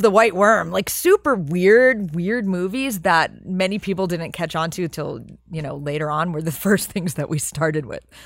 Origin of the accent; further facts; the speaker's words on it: New York City, New York, United States; I grew up in New York and in Manhattan